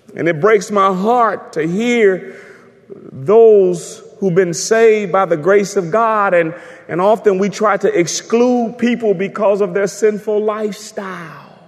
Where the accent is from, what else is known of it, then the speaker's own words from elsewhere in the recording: United States; I'm an American